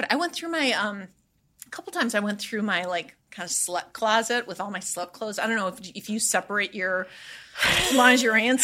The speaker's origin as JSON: {"language": "English", "region": "Midwest", "country": "United States", "tie": "born or raised there", "said": "living and growing up in the Midwest"}